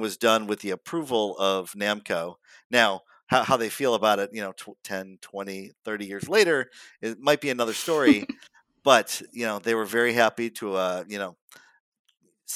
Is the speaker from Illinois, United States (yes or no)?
yes; Chicago, Illinois, United States; I'm from Chicago